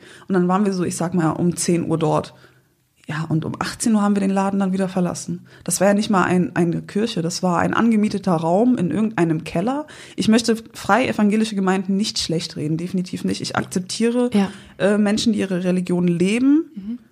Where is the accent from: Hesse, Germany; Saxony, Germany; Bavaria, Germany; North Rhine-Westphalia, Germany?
North Rhine-Westphalia, Germany; Windeck; also born or lived in Sankt Augustin; aus Windeck. Also ich bin auf dem Land groß geworden